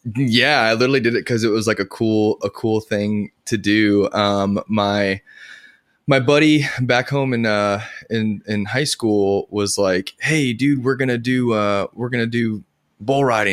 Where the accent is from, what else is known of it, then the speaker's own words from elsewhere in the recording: Edgewood, New Mexico, United States; now in Nashville, United States; I grew up in New Mexico